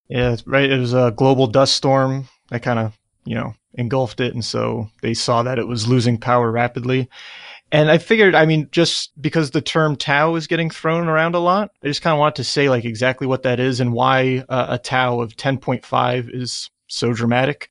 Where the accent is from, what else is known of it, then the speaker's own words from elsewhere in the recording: New Jersey, United States; I'm from New Jersey